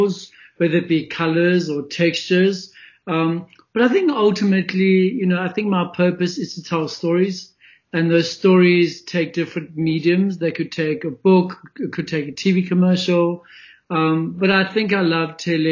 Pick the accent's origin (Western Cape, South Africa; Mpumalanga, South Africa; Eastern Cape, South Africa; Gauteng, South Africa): Gauteng, South Africa; Springs; also born or lived in Johannesburg; So I was born in a small little gold mining town called Springs, which is in Ekurhuleni, the east of Johannesburg. I was born there, grew up there